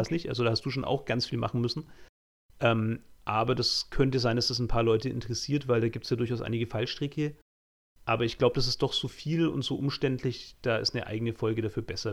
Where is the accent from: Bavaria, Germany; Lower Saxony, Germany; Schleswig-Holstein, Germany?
Bavaria, Germany; Franconia, rural area half an hour from Nuremberg; also born or lived in Utsunomiya, Japan; Ich komme ja wirklich vom Land. Also ich bin ja so ein fränkisches Landei. Ähm, auch nach Nürnberg hatte ich immer noch eine halbe Stunde Zugfahrt ähm, von meinem Heimatort aus.